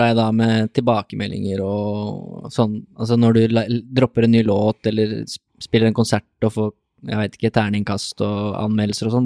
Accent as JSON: {"language": "Norwegian", "area": "Drammen area", "region": "Buskerud", "country": "Norway", "said": "vi er jo fra Drammen, omegn"}